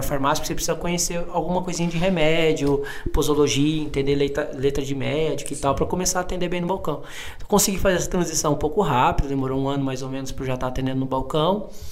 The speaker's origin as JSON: {"language": "Portuguese", "town": "Cuiabá", "region": "Mato Grosso", "country": "Brazil", "tie": "born or raised there", "also_born_or_lived": "Minas Gerais", "moved": "as an adult", "lives_now": "São Paulo, Brazil", "said": "não sou daqui de São Paulo, né? Moro aqui, trabalho aqui já há alguns anos, mas sou, sou cuiabano, nasci em Mato Grosso."}